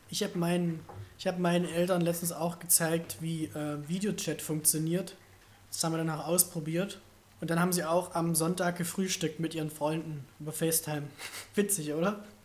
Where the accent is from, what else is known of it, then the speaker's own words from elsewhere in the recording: Germany; Aber ich komme immer noch aus Deutschland